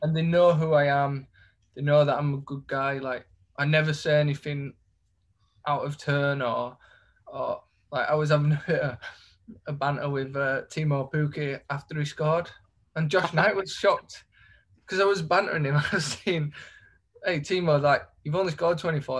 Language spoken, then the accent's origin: English; Leeds, Yorkshire and the Humber, United Kingdom; I'm from Leeds